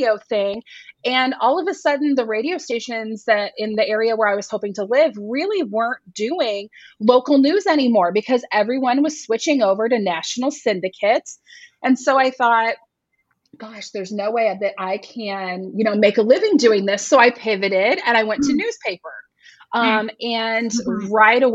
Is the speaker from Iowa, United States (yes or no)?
yes; Northwest Iowa, United States; Where I grew up in Northwest Iowa